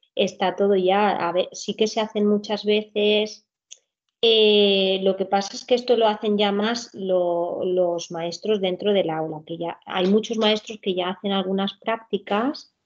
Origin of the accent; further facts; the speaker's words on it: Alcoy, Valencian Community, Spain; vivo y soy de aquí, no, no me he movido. Soy de Alcoy, Alicante